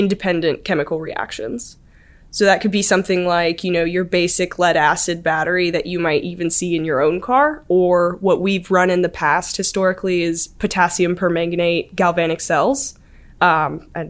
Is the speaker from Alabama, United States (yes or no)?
yes; Auburn, Alabama, United States; I'm from Auburn.